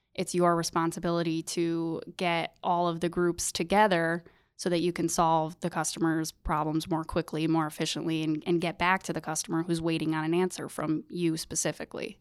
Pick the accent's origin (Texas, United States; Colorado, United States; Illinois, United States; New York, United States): New York, United States; Sidney; I grew up in Sydney